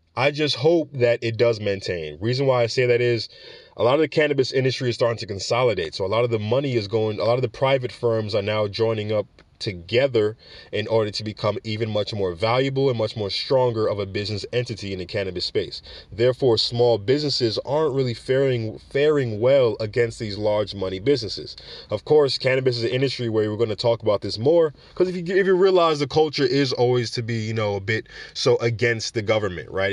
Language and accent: English; New York City, New York, United States; I'm a New Yorker